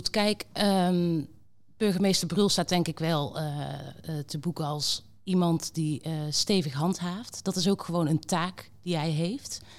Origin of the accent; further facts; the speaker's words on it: Netherlands; Ik heb ook gewoon als Nederlander gekeken naar de afgelopen maanden.